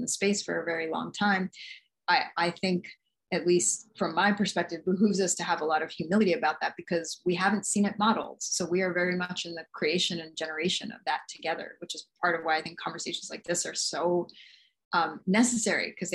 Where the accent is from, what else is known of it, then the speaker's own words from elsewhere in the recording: New York City, New York, United States; moved away as an adult; also born or lived in Nagasaki Prefecture, Japan; I was born in Jamaica, Queens in New York City to two East Indian immigrant parents